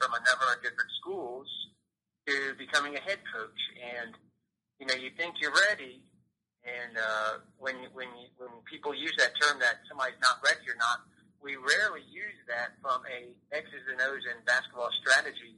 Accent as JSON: {"language": "English", "area": "Gwinnett County", "region": "Georgia", "country": "United States", "tie": "born or raised there", "said": "I grew up in Gwinnett County"}